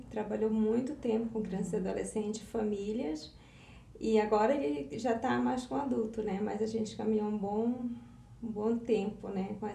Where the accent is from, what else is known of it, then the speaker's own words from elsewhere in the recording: North Region, Brazil; sou do norte do Brasil